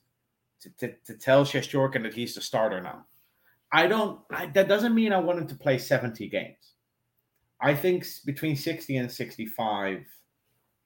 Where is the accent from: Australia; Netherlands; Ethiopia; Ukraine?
Netherlands; moved away as an adult; also born or lived in South Africa / Austria; now in Ireland; Born and raised in the Netherlands, moved to South Africa when I was 22, moved to Austria when I was 29, moved to Ireland 6 months ago